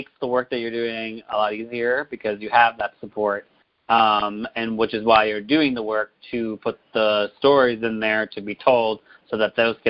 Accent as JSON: {"language": "English", "region": "Massachusetts", "country": "United States", "tie": "born or raised there", "said": "I grew up in Massachusetts"}